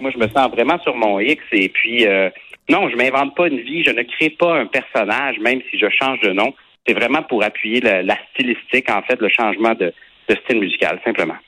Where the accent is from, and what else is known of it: Quebec, Canada